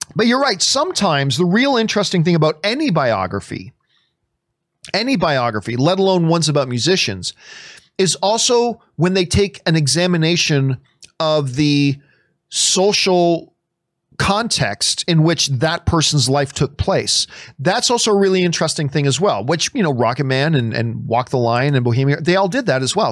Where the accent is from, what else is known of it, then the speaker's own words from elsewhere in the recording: Canada; as a Canadian